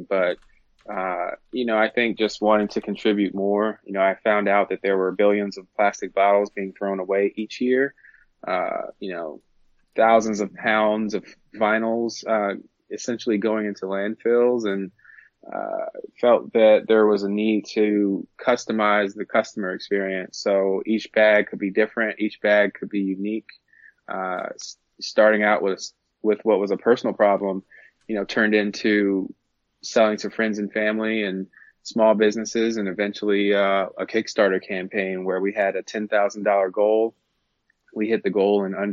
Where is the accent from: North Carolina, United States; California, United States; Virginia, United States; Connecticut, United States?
Virginia, United States; I'm a guy from Virginia. I'm a Virginia native.